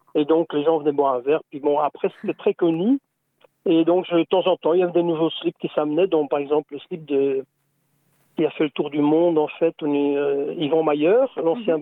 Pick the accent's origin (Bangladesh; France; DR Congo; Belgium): Belgium; nous, on est belges